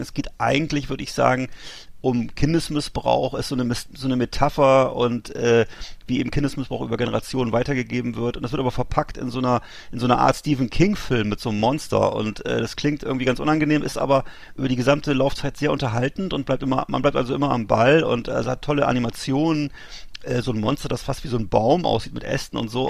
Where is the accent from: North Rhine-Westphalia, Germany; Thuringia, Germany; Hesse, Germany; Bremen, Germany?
Bremen, Germany; Bremerhaven; aus meiner Heimatstadt Bremerhaven